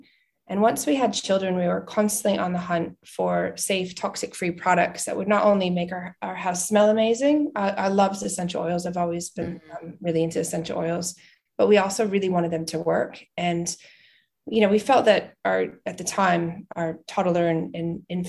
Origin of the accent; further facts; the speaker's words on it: New England, United States; moved away as an adult; also born or lived in Vermont / New York City / Boston / New Hampshire; I'm originally from the United States. I was born in Vermont and I grew up in Boston and New Hampshire.